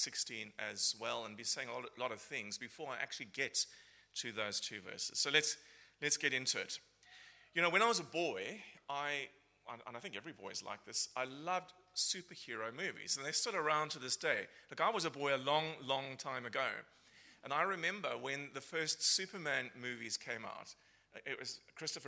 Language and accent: English; Cape Town, Western Cape, South Africa; moved away as an adult; I'm originally from Cape Town in South Africa, been here for nearly 14 years. I don't think my accent has changed